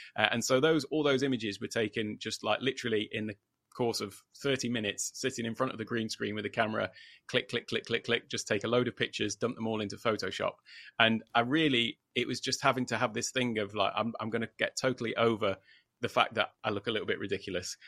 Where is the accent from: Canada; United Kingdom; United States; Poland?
United Kingdom; moved away as an adult; now in Thailand; from the U K originally, in case anybody hadn't gathered that from my accent